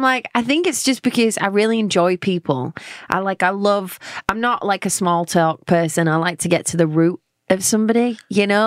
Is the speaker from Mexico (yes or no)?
no; London, United Kingdom; accent: London; moved away as an adult; now in Nashville, United States; I'm from England